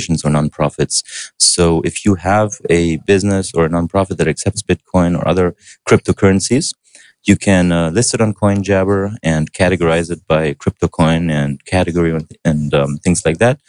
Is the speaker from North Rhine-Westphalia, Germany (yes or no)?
no; Berlin, Germany; English is a second language; I was born and raised in Berlin